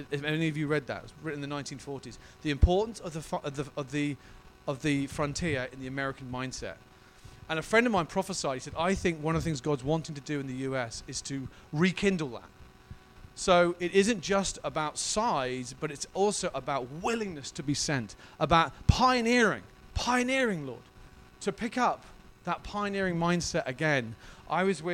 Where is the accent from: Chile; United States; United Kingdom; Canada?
United Kingdom; as a British person